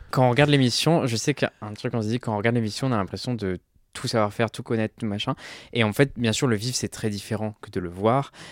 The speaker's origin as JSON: {"language": "French", "area": "Ardèche", "region": "Auvergne-Rhône-Alpes", "country": "France", "tie": "born or raised there", "also_born_or_lived": "Lyon", "moved": "yes", "lives_now": "Paris, France", "said": "moi j'ai grandi en Ardèche et j'ai euh, habité à Lyon pendant un moment, j'ai mes études à Lyon"}